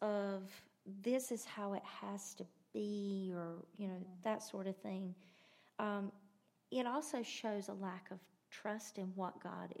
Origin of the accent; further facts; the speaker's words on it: United States; we're American.